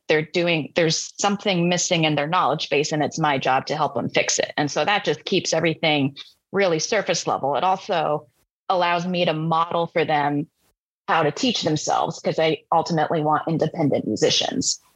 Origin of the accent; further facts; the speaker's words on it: Tri-Cities, Washington, United States; we had a fantastic steel drum band and elementary music program where I grew up in the Tri Cities